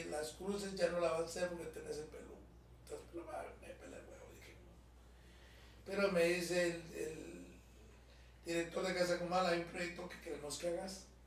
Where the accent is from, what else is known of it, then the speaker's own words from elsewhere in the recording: Cuba; yo vengo de Cuba y vengo de una obra que se llama Guatemala